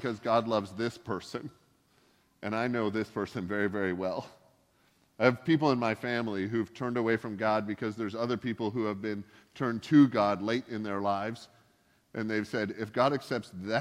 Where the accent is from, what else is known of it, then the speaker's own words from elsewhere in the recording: Canada; also born or lived in the South (United States); now in Pacific Northwest, United States; I grew up in Canada where the drinking age is kind of a suggestion.